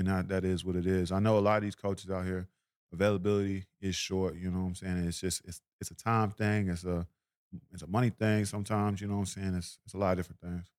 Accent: Tulsa, Oklahoma, United States; I'm from Oklahoma

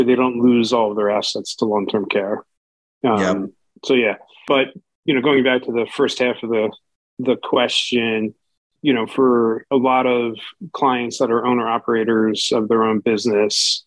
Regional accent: New Jersey, United States; now in Palm Beach Gardens, United States; I come from New Jersey

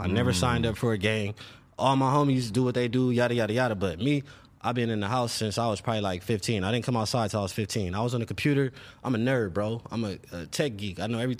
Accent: Los Angeles, California, United States; South Central LA. I grew up off Western.

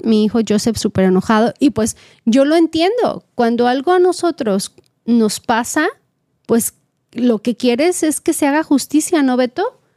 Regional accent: Mexico; now in California, United States; yo como mexicana, pues así me educaron

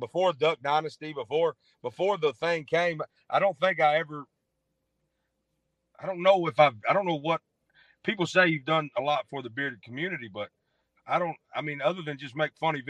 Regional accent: Arkansas, United States; moved away as an adult; also born or lived in Memphis, Tennessee; I was born in Memphis, grew up in Arkansas, went back to Memphis after I graduated

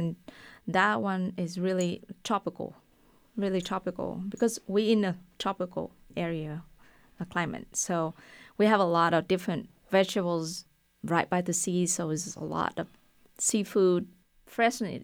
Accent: Vietnam; English is a second language; moved away as an adult; now in Waco, United States; I was born and raised in Vietnam until two thousand three, got married, uh, and moved to, uh, U S

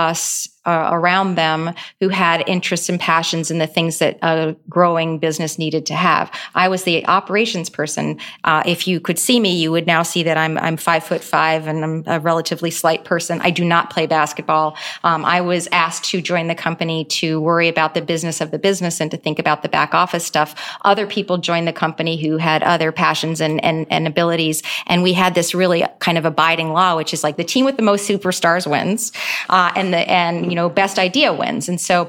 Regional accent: United States; embody, I think, everything that is awesome about being an American. And so I'm just really proud that I got the chance to grow here as a young person and to stay here.

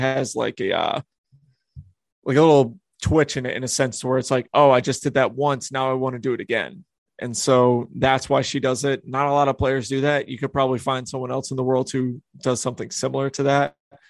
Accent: New England, United States; But I grew up in the New England area. I grew up playing wooded disc golf because there's so many woods out there.

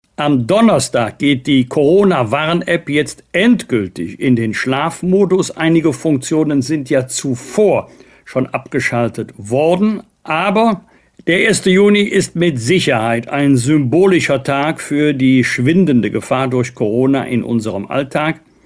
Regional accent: Bergisch Gladbach, North Rhine-Westphalia, Germany; aus meiner Heimatstadt Bergisch Gladbach

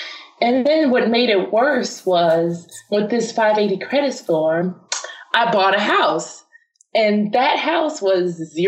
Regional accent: Chicago, Illinois, United States; The South Side of Chicago. No one ever believes me when I say that.

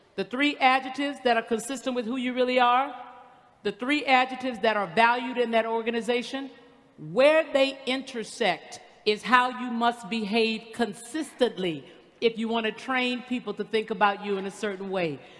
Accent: the South, United States; I'm from the South

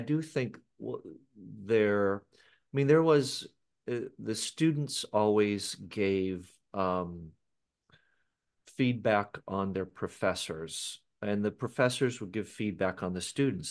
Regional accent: Seattle, Washington, United States; I was born in Seattle, Washington

